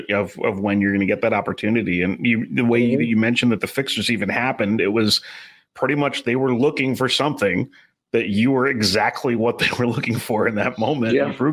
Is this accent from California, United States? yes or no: no; New York, United States; being a New Yorker.